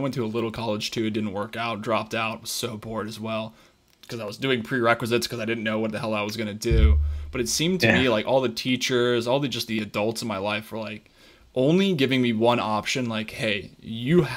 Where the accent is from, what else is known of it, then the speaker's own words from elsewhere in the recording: Colorado, United States; I played sports growing up my entire life. I'm from Colorado